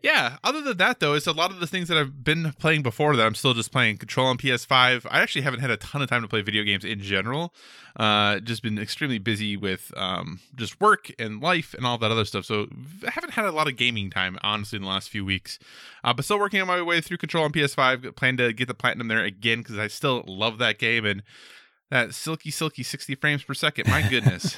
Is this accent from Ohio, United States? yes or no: no; Minnesota, United States; growing up in Minnesota